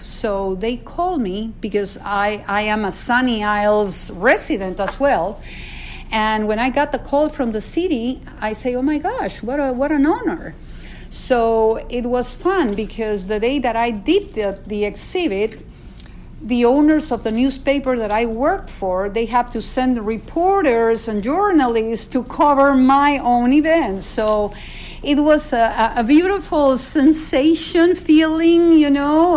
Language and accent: English; Peru; now in United States; I was born in Peru.